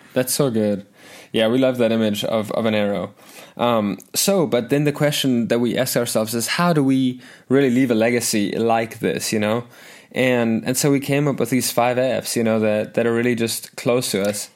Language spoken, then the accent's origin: English; South Africa; moved away as an adult; also born or lived in Arkansas, United States; now in United States; I actually grew up in a Christian home in South Africa, a Lutheran, German-speaking Christian home